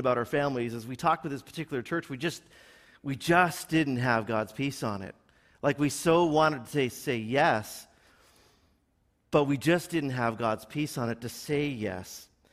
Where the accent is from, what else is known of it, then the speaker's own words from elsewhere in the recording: Milton, Ontario, Canada; now in Burlington, Canada; I grew up in Milton